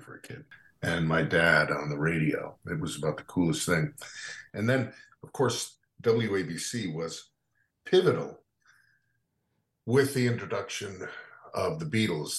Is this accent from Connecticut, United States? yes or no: yes; New Canaan, Connecticut, United States; growing up in New Canaan